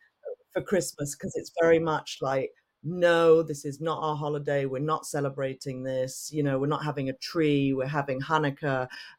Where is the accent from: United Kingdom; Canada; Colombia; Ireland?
United Kingdom; also born or lived in United States; now in London, United Kingdom; as a Brit